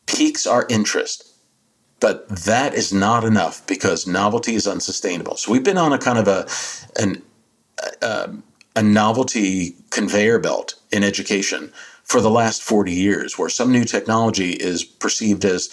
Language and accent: English; New Jersey, United States; my home state of Jersey, South Jersey